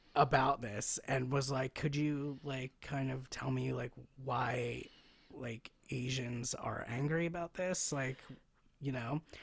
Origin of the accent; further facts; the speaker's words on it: United States; part of being an American is being told, like, you can be whatever you wanna be